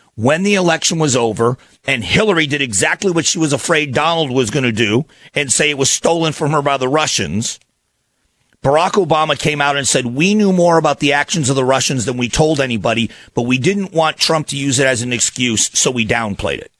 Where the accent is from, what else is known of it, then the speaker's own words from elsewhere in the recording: Fort Myers, Florida, United States; now in Phoenix, United States; I grew up in Southwest Florida in a town called Fort Myers. I moved there when I was young. I was 11 years old